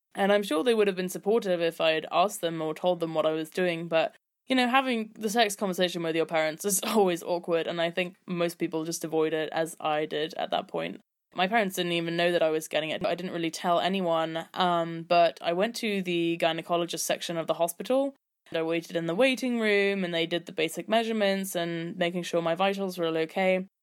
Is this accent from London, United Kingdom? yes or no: yes; London, United Kingdom; I'm twenty-three years old and I'm from London. I went to all girls' schools until I was sixteen